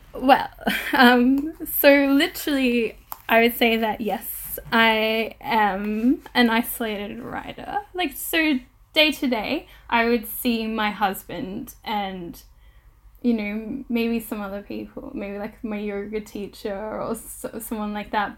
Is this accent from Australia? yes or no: yes; Australia; now in United Kingdom; I'm recording from the United Kingdom, I am an Australian settler